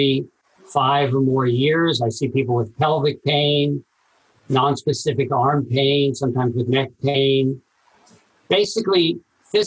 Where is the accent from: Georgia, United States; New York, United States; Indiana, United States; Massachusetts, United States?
New York, United States; New York City; also born or lived in Princeton, New Jersey; now in Los Angeles, United States; I grew up in Brooklyn, New York